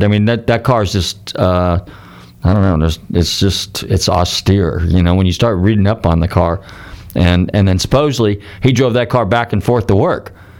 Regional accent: United States; I told him that I was from the United States

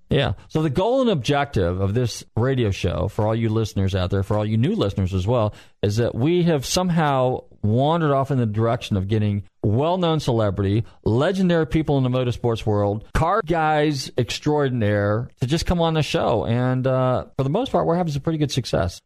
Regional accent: Marin County, Northern California, United States; I'm from Northern California anyway, from the Marin County area

